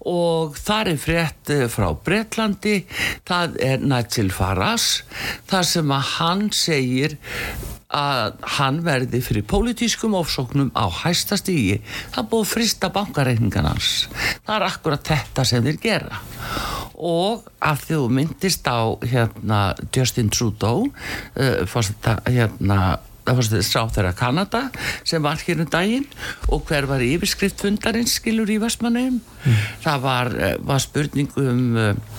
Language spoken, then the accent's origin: Icelandic; Iceland; við Íslendingar